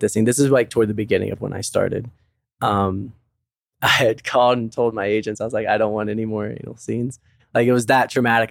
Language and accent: English; West Virginia, United States; moved away as an adult; also born or lived in Arizona; now in Las Vegas, United States; I'm from West Virginia